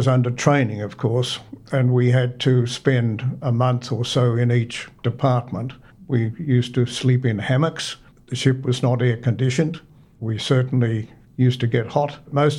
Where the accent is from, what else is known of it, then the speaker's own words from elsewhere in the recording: Sydney, New South Wales, Australia; also born or lived in Orange / Corowa; I was born in Orange, in 105 Bing Street. I spent 6 weeks there in a pram in the snow, and then the family moved to Punchbowl in Sydney.